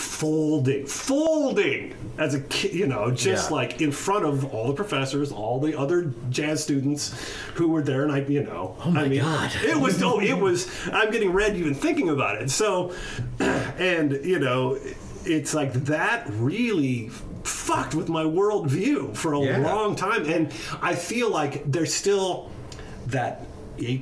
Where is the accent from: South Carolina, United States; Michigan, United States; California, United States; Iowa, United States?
Iowa, United States; Missouri Valley; So I grew up in a small town in Iowa, Missouri Valley